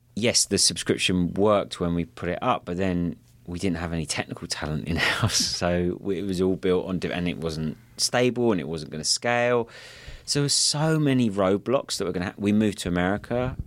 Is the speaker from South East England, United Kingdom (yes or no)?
yes; Kent, South East England, United Kingdom; now in Santa Monica, United States; I grew up in a place called Kent, which is just south of London